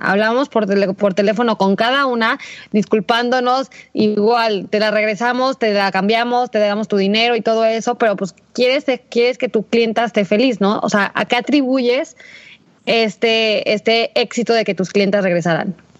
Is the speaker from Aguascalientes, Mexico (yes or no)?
yes; Aguascalientes, Mexico; somos de Aguascalientes